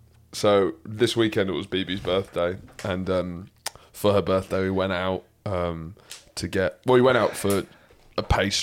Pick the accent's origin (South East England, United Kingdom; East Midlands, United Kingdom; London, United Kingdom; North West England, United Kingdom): London, United Kingdom; I'm from London.